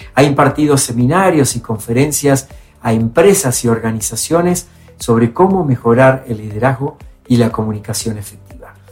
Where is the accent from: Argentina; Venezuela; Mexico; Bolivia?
Argentina; mi país, en Argentina